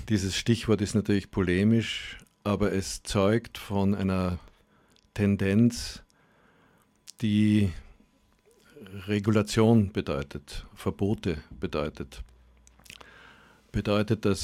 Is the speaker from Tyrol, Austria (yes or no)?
no; Graz, Styria, Austria; moved away; also born or lived in Germany; Ja, also Graz ist ja meine Heimatstadt. Ich bin hier geboren und aufgewachsen, aber war dann mehr als die Hälfte meines Lebens in Deutschland und bin jetzt sozusagen auf meine alten Tage zurückgekehrt.